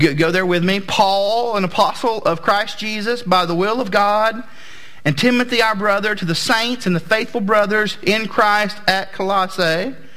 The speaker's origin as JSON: {"language": "English", "region": "Southeast", "country": "United States", "tie": "born or raised there", "said": "I grew up in the Southeast"}